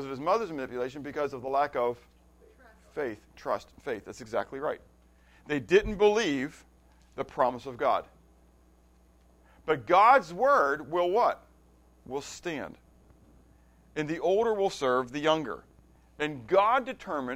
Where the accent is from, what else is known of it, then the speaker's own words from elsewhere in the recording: Pittsburgh, Pennsylvania, United States; Pittsburgh, when I grew up, Pittsburgh was a steel town